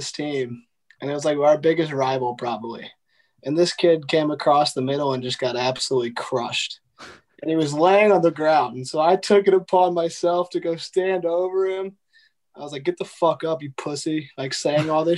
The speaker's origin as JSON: {"language": "English", "region": "Missouri", "country": "United States", "tie": "born or raised there"}